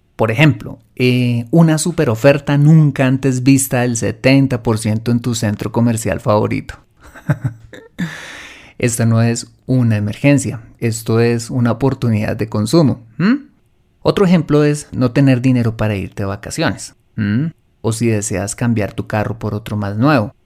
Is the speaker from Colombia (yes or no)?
yes; Colombia; en mi país, en Colombia